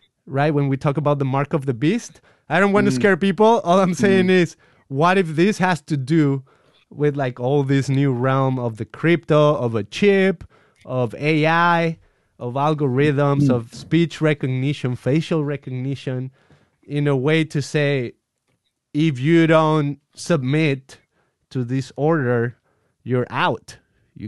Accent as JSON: {"language": "English", "country": "Mexico", "moved": "yes", "lives_now": "United States", "said": "I'm from Mexico"}